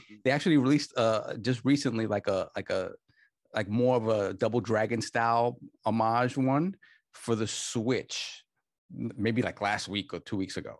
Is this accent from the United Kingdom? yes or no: no; New York, United States; I come from the New York arcade scene